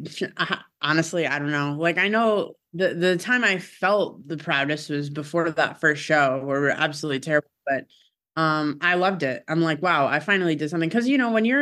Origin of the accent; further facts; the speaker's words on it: Syracuse, New York, United States; moved away; my hometown, which is Syracuse